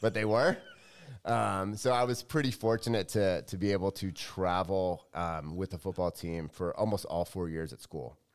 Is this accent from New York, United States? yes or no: no; Los Angeles, California, United States; moved away as an adult; I grew up in L